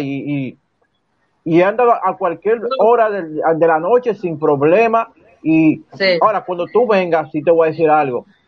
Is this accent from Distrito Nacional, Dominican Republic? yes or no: yes; Santo Domingo, Distrito Nacional, Dominican Republic; los cuatro que estamos aquí somos de nacido y criado en Villajuana